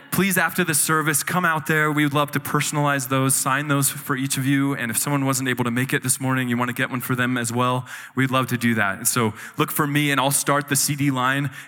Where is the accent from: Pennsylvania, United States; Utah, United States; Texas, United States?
Utah, United States; So I grew up in Utah in a very strong Mormon family and um, strong Mormon community, and everything I knew was this religion.